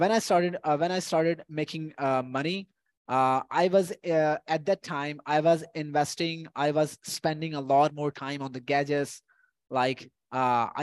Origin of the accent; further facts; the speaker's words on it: Punjab, Pakistan; I'm from the Punjab